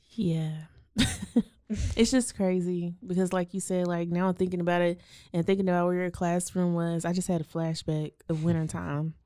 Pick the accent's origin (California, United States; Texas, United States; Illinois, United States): Texas, United States; Waco; we grew up in Waco I S D